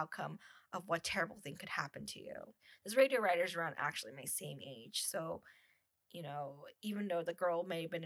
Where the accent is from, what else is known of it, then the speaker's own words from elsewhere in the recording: United States; now in Canada; as an American who lives in Canada